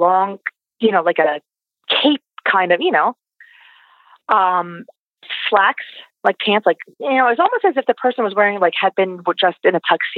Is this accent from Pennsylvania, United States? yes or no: yes; Pennsylvania, United States; we're from Pennsylvania